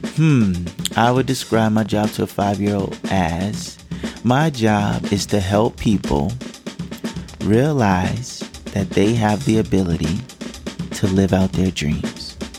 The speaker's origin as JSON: {"language": "English", "region": "Georgia", "country": "United States", "tie": "born or raised there", "said": "we grew up in Georgia"}